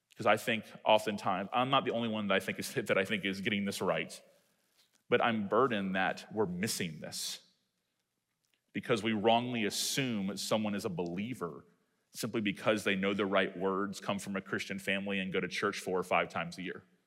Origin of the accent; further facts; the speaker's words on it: Tallahassee, Florida, United States; my hometown that's close to Georgia